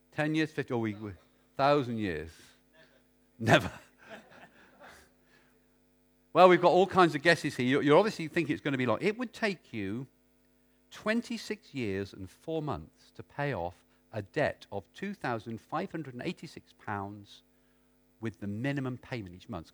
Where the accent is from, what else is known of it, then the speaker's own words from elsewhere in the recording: United Kingdom; being British